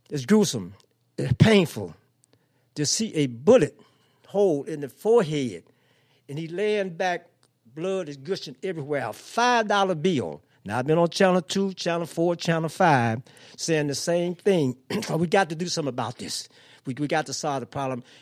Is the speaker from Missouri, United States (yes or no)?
yes; St. Louis, Missouri, United States; also born or lived in Cairo, Illinois; coming from the South, growing up in Pruitt-Igoe housing project.